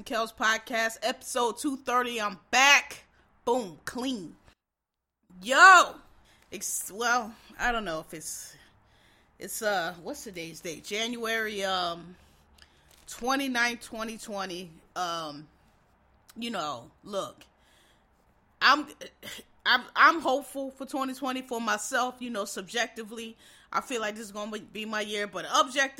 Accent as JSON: {"language": "English", "town": "Philadelphia", "region": "Pennsylvania", "country": "United States", "tie": "born or raised there", "moved": "as an adult", "said": "I'm from Philadelphia, born and raised, born and raised in the city"}